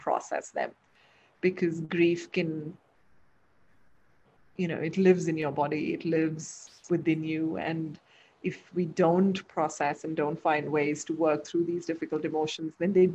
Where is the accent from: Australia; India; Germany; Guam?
India; Delhi and Lucknow, northern India; also born or lived in Dubai; now in Bangalore, India; We're from, you know, up north in Delhi and Lucknow.